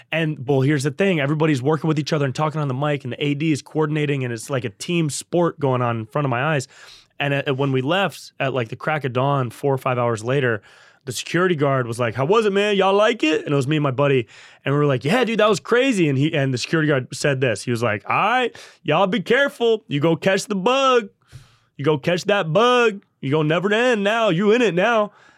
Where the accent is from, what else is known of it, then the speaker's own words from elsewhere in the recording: Davis, California, United States; also born or lived in Santa Barbara; I grew up in Davis, up by Sacramento.